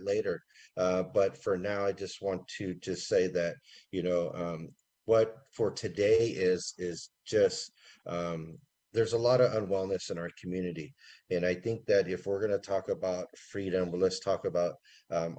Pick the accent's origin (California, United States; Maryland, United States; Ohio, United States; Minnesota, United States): California, United States; Santa Rosa; also born or lived in Windsor, California / Redwood Valley Rancheria, California; growing up in Windsor and Santa Rosa made me appreciate the things that I couldn't